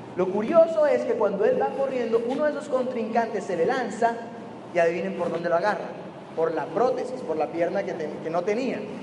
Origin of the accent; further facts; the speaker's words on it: Barranquilla, Atlántico, Colombia; moved away as an adult; now in Medellín, Colombia; soy de Colombia